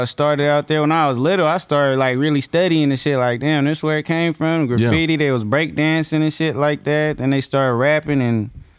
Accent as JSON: {"language": "English", "town": "Escondido", "region": "California", "country": "United States", "tie": "born or raised there", "said": "I grew up in Esco, man, where as a kid it ain't too many black folks out there. It's a lot of Mexicans"}